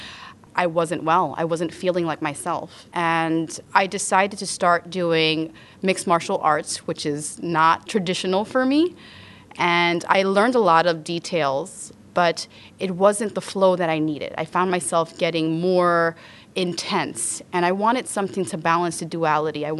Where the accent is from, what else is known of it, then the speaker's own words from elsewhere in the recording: New York City, New York, United States; I grew up in the South Bronx